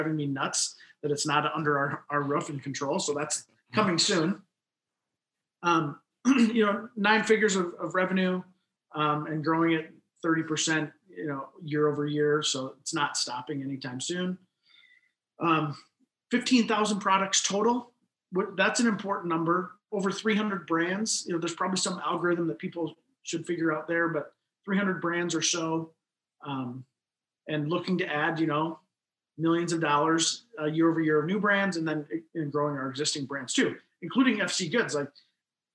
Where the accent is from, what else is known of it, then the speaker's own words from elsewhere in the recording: Midwest, United States; also born or lived in Mankato, Minnesota; now in Sioux Falls, United States; we're from the Midwest